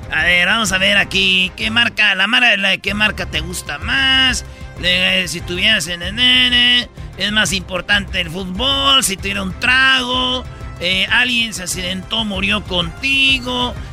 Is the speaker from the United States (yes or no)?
no; Michoacán, Mexico; como soy pues de Michoacán, nosotros no creas que nomás damos aguacates también.